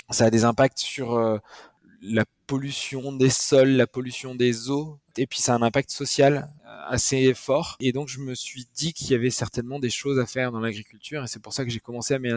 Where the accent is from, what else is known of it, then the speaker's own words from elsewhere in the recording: Nouvelle-Aquitaine, France; je suis originaire du Pays Basque.